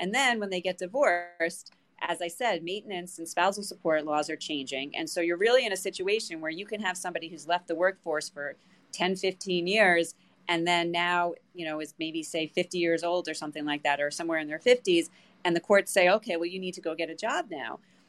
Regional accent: New York, United States; I am. I am from New York.

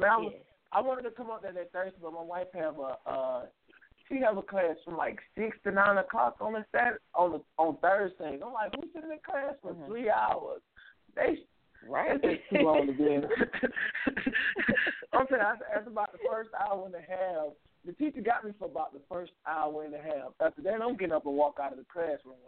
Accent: LaGrange, Georgia, United States; I'm from LaGrange, Georgia

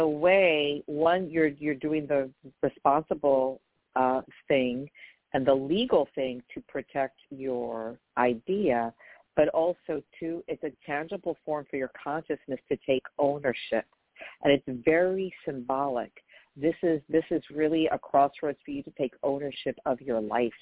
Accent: New York, United States; I'm from New York

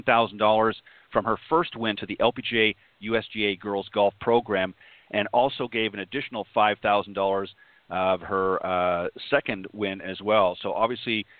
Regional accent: Canada; I'm Canadian

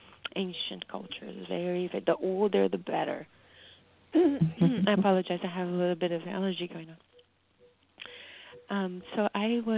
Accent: Brazil; now in United States; I grew up in Brazil, and music plays all day long.

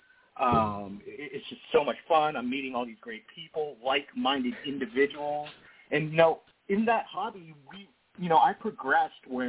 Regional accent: Ohio, United States; I'm born and raised in Ohio.

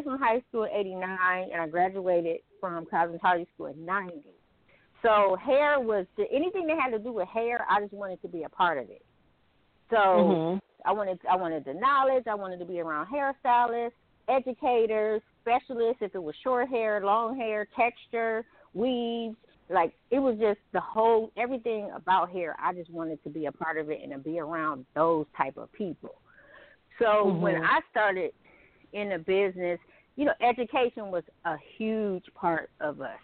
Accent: Pasadena, California, United States; also born or lived in Ohio; I moved to Pasadena, and I grew up in Pasadena, California

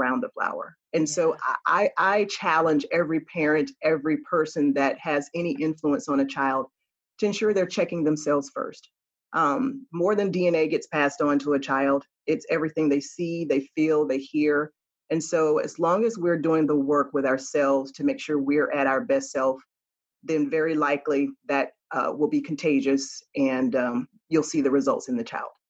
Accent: Florida, United States; I'm a Florida girl

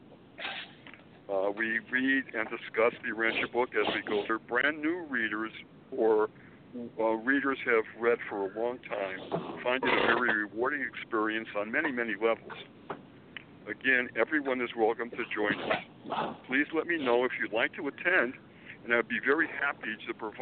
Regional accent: Springfield, Massachusetts, United States; moved away as an adult; also born or lived in Boston, Massachusetts; now in Manhattan, United States; I was born and raised in New England, Springfield, Massachusetts, to be precise.

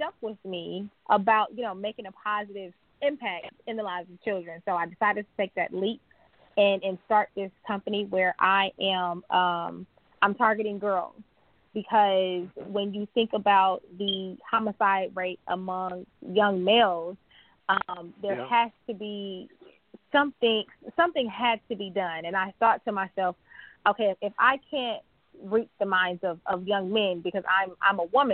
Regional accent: Milwaukee, Wisconsin, United States; moved away; I grew up in Milwaukee, Wisconsin

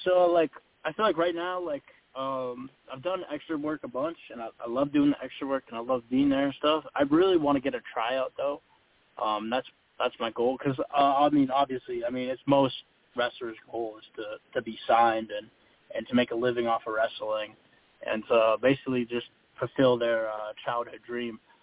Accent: Massachusetts, United States; moved away as an adult; now in Florida, United States; I'm from Massachusetts originally

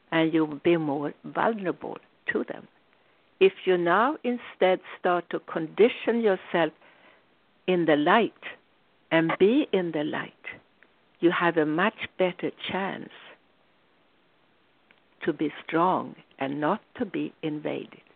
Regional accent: Sweden; When I grew up in Sweden

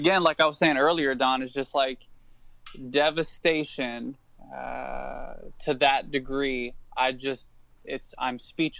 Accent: Cincinnati, Ohio, United States; moved away as an adult; also born or lived in Evansville, Indiana; now in Hawaii, United States; I'm from Cincinnati, Ohio. I grew up in a single mother household, sort of urban-ish context.

